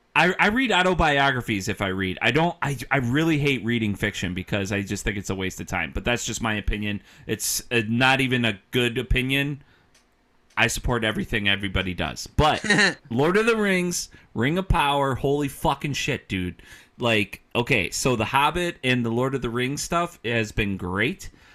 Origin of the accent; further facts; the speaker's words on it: Midwest, United States; I'm only from the Midwest